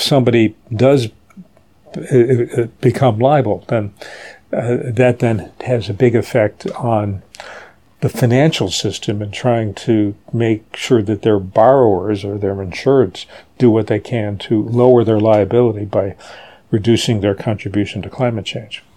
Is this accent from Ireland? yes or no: no; Charleston, West Virginia, United States; moved away as an adult; now in New York, United States; I grew up in Charleston, West Virginia, which is a town dominated by the petrochemical industry.